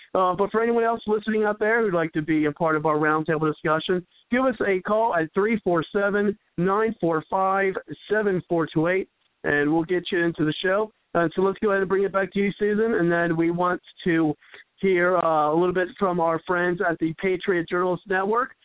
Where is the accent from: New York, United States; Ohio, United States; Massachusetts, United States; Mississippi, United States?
Ohio, United States; moved away; from my hometown uh, call in uh, with yeah. the area code uh, five one three.